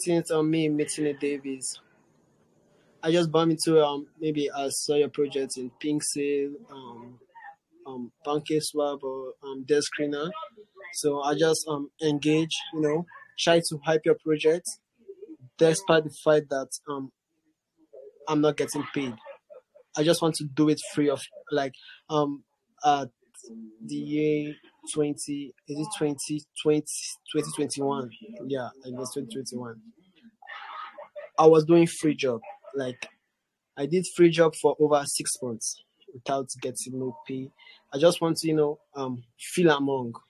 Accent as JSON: {"language": "English", "country": "Nigeria", "tie": "born or raised there", "said": "I'm Nigerian"}